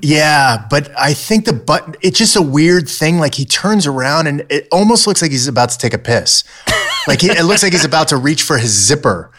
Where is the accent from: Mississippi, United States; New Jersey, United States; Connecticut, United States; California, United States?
California, United States; Southern; growing up in Southern California